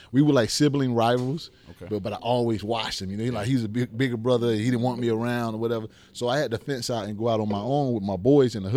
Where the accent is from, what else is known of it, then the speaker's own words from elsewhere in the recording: Miami, Florida, United States; growing up in Liberty City, man. Growing up in the hood, you know, I was raised by both of my parents.